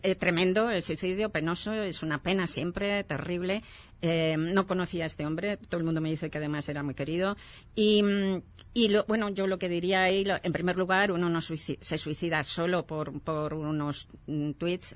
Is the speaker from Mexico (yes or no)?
no; Madrid, Community of Madrid, Spain; yo soy de Madrid